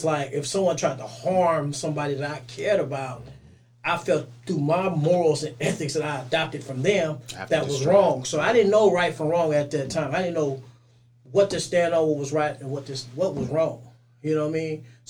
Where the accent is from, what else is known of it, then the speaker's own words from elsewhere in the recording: Oakland, California, United States; also born or lived in Richmond, California; My mother stayed in Richmond, but I grew up in North Oakland.